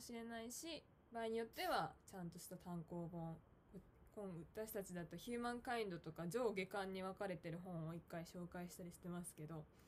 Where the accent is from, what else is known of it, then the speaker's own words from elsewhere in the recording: Tokyo, Japan; moved away as an adult; also born or lived in Tottori Prefecture; now in Tottori, Japan; 私は、あの、東京出身なんですけど、うん今仕事の関係で、あの、鳥取県に、あの、去年から住んでます